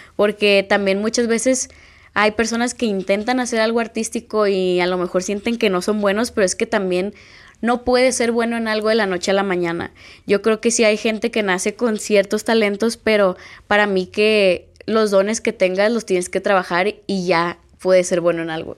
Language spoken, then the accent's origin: Spanish; Culiacán, Sinaloa, Mexico; vivo en México, soy de Culiacán